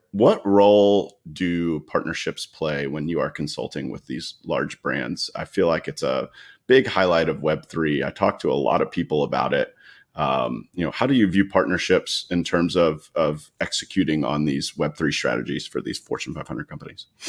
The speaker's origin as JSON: {"language": "English", "town": "Atlanta", "region": "Georgia", "country": "United States", "tie": "born or raised there", "said": "I grew up in Atlanta"}